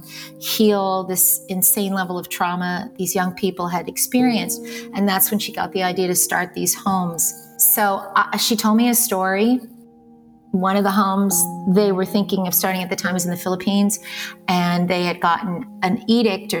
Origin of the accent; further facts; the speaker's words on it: New York City, New York, United States; I was born in New York City, born to Olympia